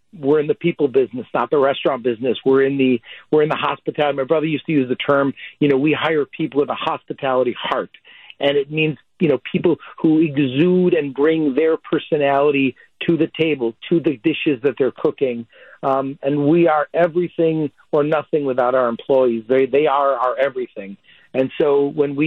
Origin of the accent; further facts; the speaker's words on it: Wauwatosa, Wisconsin, United States; The table that Maria and Joe and Felicia and I grew up at in Wauwatosa